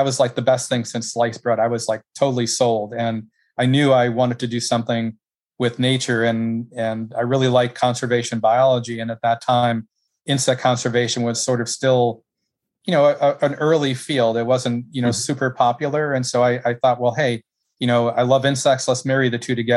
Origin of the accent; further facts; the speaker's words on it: Caledonia, Wisconsin, United States; moved away as an adult; also born or lived in Minnesota; now in Gainesville, United States; It was in Southeast Wisconsin